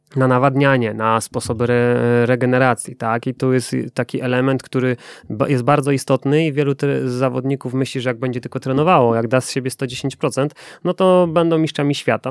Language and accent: Polish; Silesian Voivodeship, Poland; ja ze Śląska synek